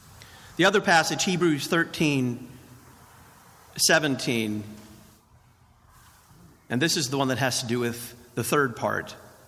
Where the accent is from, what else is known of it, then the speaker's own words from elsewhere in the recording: Texas, United States; I came from Texas, and where I come from, you don't pay stable boys that much.